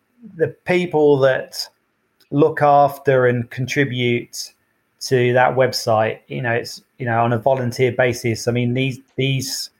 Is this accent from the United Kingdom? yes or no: yes; United Kingdom; as a Brit